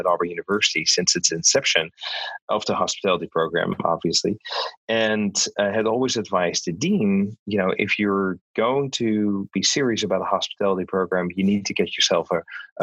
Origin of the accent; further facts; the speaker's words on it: Netherlands; moved away; I was born and raised in the Netherlands.